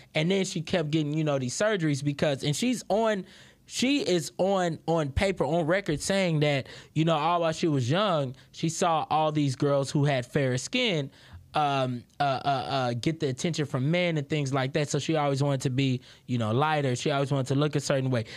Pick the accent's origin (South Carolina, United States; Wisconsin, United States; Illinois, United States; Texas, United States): Texas, United States; Houston; I'm from Houston, Texas